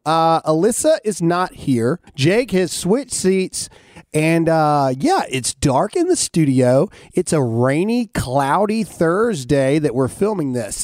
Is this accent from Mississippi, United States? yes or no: yes; Mississippi, United States; I'm from Mississippi